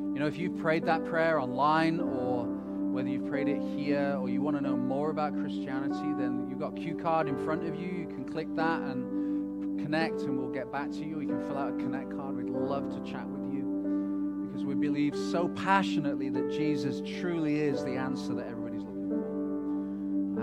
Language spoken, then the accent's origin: English; United Kingdom; moved away; also born or lived in Wales; I'm from Britain and there's lots of sheep. We lived in Wales